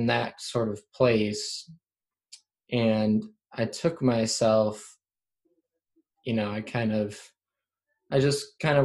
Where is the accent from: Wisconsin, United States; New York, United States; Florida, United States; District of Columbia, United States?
Wisconsin, United States; Central; I live in the Central Wisconsin area like my whole life